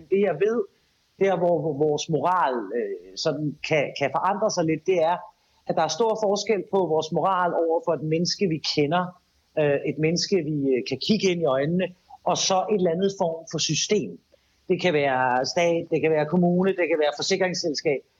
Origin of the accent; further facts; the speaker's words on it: Denmark; det er vi som danskere rigtig meget øh, tilbøjelige til.